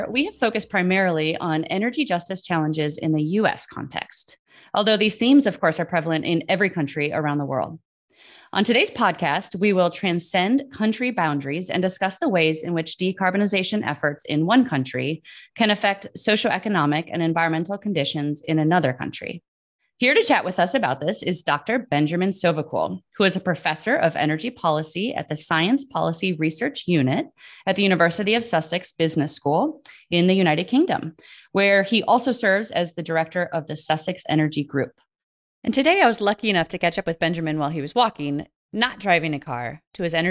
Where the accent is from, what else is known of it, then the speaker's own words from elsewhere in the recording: Lahore, Punjab, Pakistan; moved away as an adult; So I'm from Lahore.